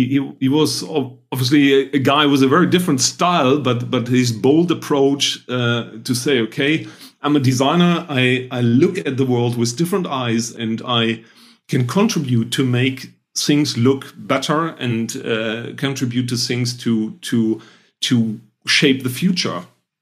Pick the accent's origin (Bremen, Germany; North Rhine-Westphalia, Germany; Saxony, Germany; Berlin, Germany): North Rhine-Westphalia, Germany; I'm German. I'm trained as an industrial designer. So I'm coming from the Rhine area, close to Düsseldorf and Cologne.